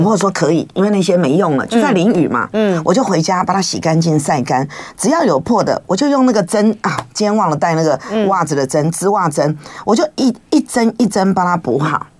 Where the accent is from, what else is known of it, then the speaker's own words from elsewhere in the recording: Taipei, Taiwan; now in Yuanlin, Taiwan; 因为谈恋爱谈一谈闹出人命，所以我就从台北嫁到员林。